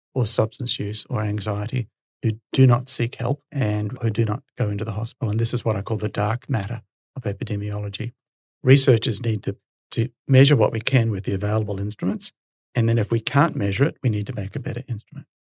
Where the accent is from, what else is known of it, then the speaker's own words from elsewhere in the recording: Brisbane, Queensland, Australia; So I'm a Brisbane boy. I grew up in Brisbane and went to UQ.